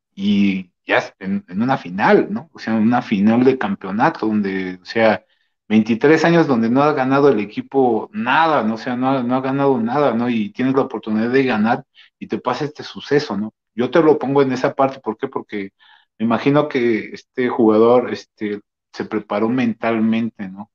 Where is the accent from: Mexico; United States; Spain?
Mexico; nosotros como mexicanos tenemos esa este, costumbre